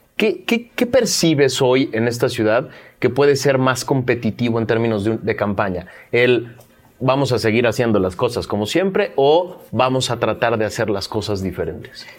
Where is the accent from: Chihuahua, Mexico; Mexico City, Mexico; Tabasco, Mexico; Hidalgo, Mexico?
Mexico City, Mexico; yo ya me había acostumbrado como chilango